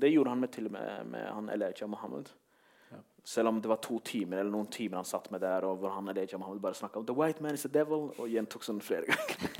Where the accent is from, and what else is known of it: Norway